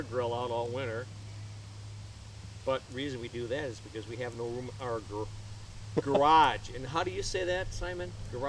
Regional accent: Wisconsin, United States; We're from Wisconsin.

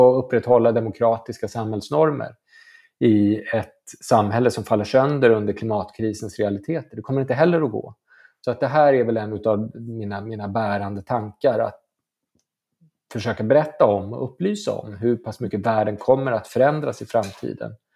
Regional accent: Stockholm, Stockholm County, Sweden; har ju precis som alla stockholmare åkt mycket till Göteborg på somrarna

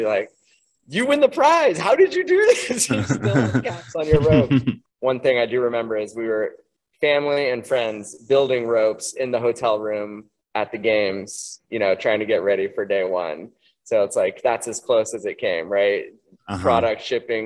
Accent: Santa Cruz, California, United States; we grew up in the Santa Cruz area

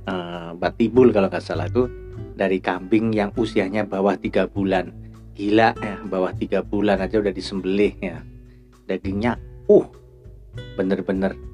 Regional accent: Tegal, Central Java, Indonesia; also born or lived in Surakarta; saya dulu waktu SD di Tegal saja jadi di Adi Berna kemudian saya SMP saya melanjutkan di Solo

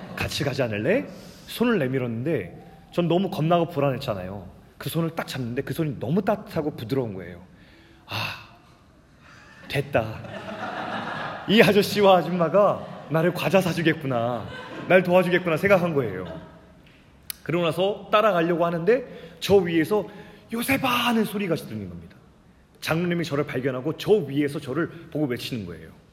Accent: South Korea; 아버지가 시골교회 목사였기 때문에 어린 시절부터 계속 시골에서만 자랐어요

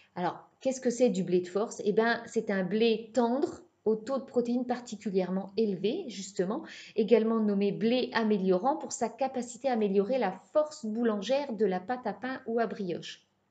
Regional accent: Brittany, France; je suis bretonne

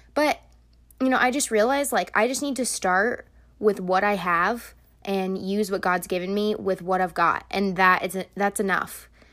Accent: United States; I was born in America and I have a different life than them

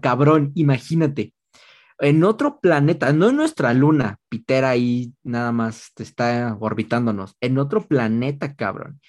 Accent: Mexico

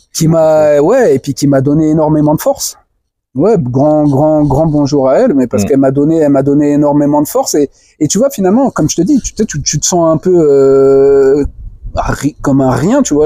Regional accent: France; moved away as an adult; also born or lived in Guinea; alors moi, je suis né en France, hein, j'ai grandi en France, j'ai tout fait en France

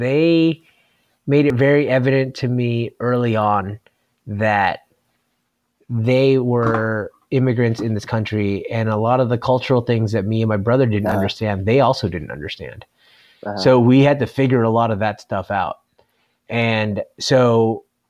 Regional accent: Simi Valley, California, United States; I grew up in Simi Valley

